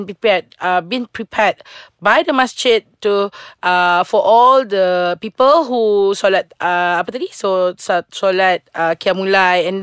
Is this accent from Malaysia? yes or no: yes; Sarawak, Malaysia; I'm from Sarawak